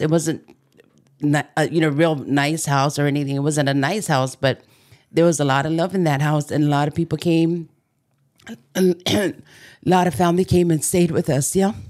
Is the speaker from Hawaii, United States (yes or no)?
yes; Maili, Hawaii, United States; I grew up in Waianae, s, um, actually Maili